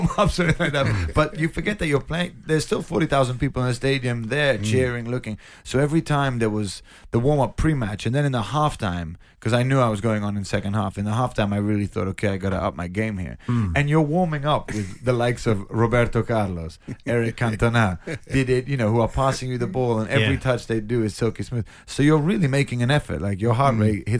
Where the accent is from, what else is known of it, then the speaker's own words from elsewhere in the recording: London, United Kingdom; I'm born and raised in London